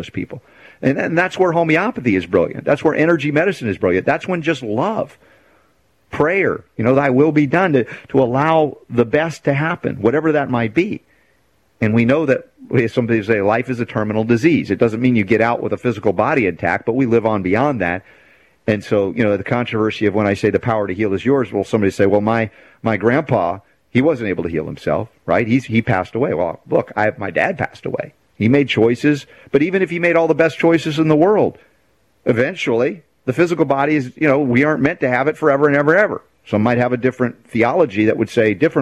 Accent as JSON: {"language": "English", "country": "United States", "tie": "born or raised there", "said": "growing up in America"}